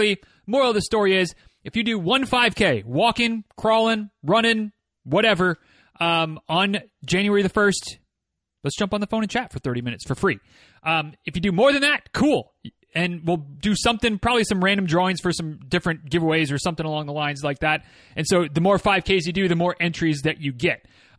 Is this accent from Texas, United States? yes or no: no; Michigan, United States; moved away as an adult; I'm from the North, grew up in northern Michigan, spent 18 winters there before I'd had enough and said, I'm going to go to college in Florida